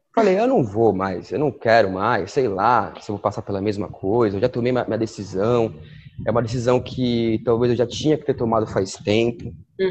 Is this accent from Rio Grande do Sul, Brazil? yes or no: no; Santos, São Paulo, Brazil; Eu nasci em Santos, sou de Santos, e consegui um trabalho em Santos